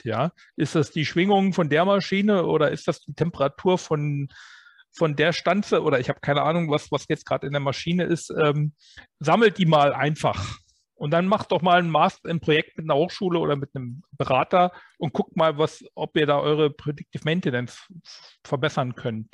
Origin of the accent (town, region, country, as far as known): Germany